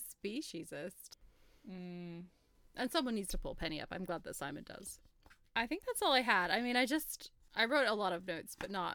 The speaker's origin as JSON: {"language": "English", "country": "United States", "said": "I'm from the States"}